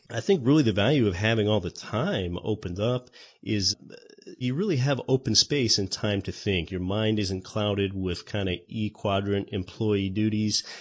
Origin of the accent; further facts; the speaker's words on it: Anchorage, Alaska, United States; It's called Denali. It's over 20,000 feet tall and it's right here in my home state of Alaska and I can even see it from my home city of Anchorage